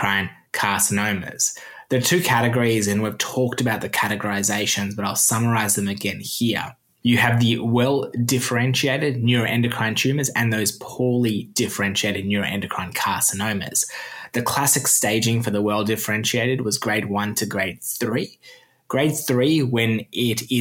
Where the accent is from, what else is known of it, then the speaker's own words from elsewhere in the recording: Australia; accent: Australian; my Australian accent